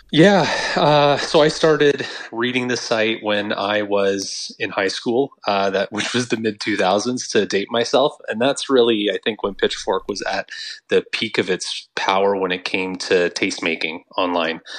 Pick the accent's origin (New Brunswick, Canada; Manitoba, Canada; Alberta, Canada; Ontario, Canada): Ontario, Canada; Northern; growing up in Northern Ontario